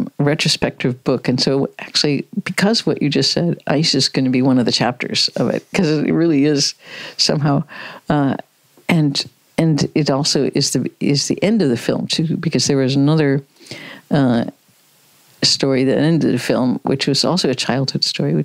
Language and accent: English; Midwest, United States; I grew up in the Midwest in the United States